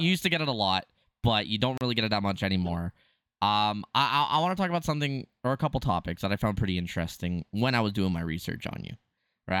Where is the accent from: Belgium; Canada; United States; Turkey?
Canada; I'm Canadian